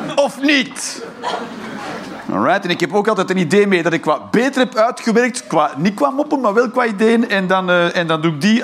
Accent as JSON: {"language": "Dutch", "region": "Flanders", "country": "Belgium", "moved": "yes", "lives_now": "Eindhoven, Netherlands", "said": "ik ben een Vlaming"}